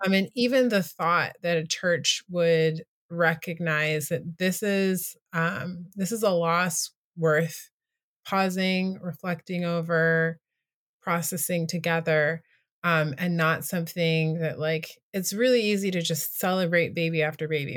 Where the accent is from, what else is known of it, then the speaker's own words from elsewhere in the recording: United States; also born or lived in Asia; now in Washington, D.C., United States; being an American living in a country that's not America